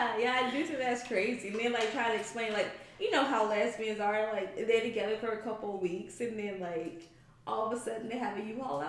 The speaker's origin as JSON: {"language": "English", "region": "the South", "country": "United States", "said": "I'm from the South"}